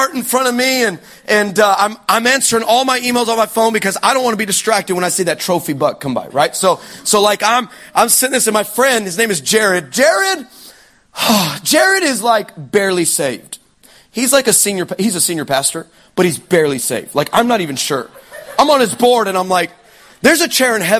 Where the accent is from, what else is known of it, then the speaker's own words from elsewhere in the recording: Texas, United States; I'm from Texas. I'm in America.